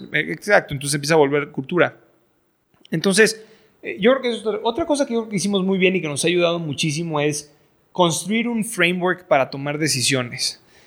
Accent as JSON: {"language": "Spanish", "country": "Mexico", "also_born_or_lived": "Boston", "said": "soy, mexicano, estoy educado en el extranjero"}